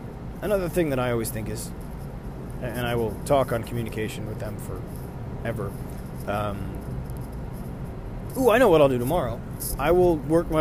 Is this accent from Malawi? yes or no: no; New York, United States; I'm from New York